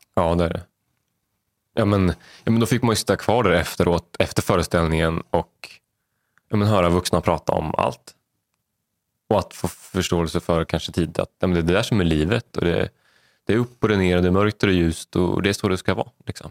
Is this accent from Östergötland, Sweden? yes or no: yes; Vadstena, Östergötland, Sweden; uppvuxen i Vadstena, eh, yngst av, eh, fyra